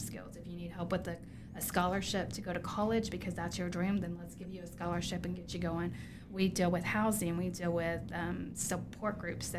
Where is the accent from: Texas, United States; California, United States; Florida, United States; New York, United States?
Texas, United States; I'm from Texas